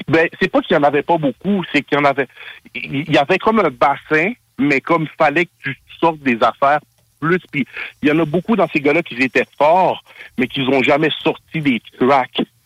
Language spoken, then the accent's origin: French; Montreal, Quebec, Canada; je viens de Montréal Nord